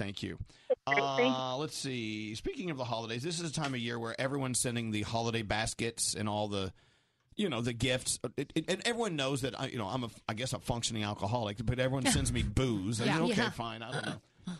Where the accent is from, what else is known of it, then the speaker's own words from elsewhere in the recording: Dallas, Texas, United States; I'm from Dallas.